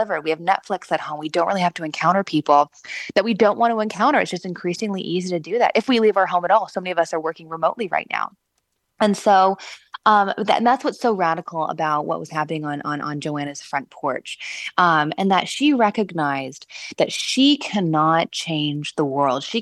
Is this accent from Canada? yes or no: yes; Vancouver, British Columbia, Canada; also born or lived in Los Angeles, California, United States / Washington, D.C., United States; now in Indiana, United States; I am from the West Coast. I was born in LA, raised in Vancouver, Canada